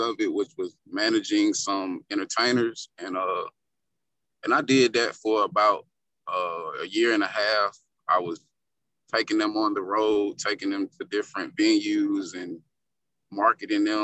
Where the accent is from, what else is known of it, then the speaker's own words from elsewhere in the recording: Columbia, South Carolina, United States; My hometown is Columbia, South Carolina. And my upbringing, I was raised in a two-parent household.